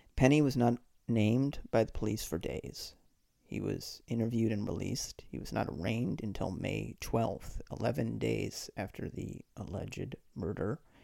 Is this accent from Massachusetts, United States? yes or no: yes; Boston, Massachusetts, United States; I grew up in the Boston area